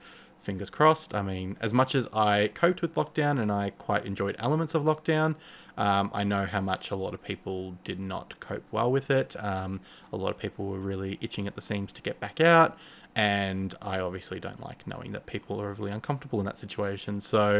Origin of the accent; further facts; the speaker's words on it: Australia; now in Melbourne, Australia; I'm based in Melbourne, Australia. So yeah, obviously I'm sure you could tell I'm Australian if you are not from Australia yourself.